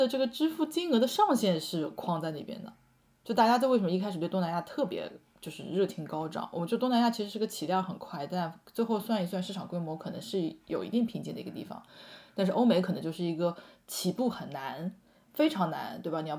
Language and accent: Chinese; China; 作为一个中国人去用，觉得这个用户体验还不够